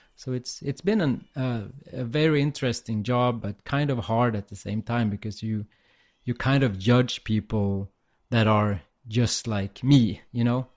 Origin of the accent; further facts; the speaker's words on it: Umeå, Västerbotten County, Sweden; I'm in my hometown, Umeå, in the north of Sweden.